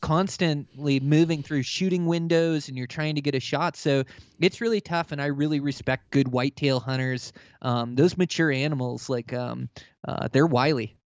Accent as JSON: {"language": "English", "town": "Olympia", "region": "Washington", "country": "United States", "tie": "born or raised there", "moved": "yes", "said": "I grew up in Olympia, Washington"}